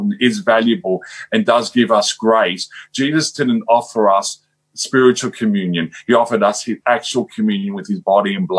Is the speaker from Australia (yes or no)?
yes; Australia; I'm from Australia